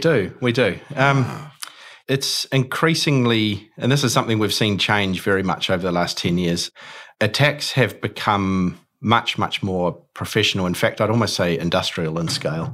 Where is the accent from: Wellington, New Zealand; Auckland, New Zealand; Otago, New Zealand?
Auckland, New Zealand; I'm born and bred in Auckland